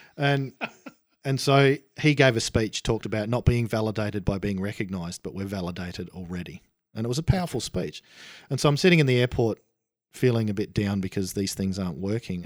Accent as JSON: {"language": "English", "country": "Australia", "said": "I was an Aussie."}